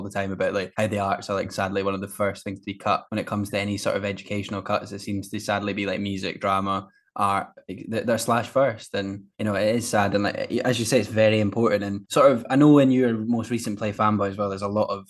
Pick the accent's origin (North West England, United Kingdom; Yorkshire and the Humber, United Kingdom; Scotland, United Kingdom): Scotland, United Kingdom; as a Scot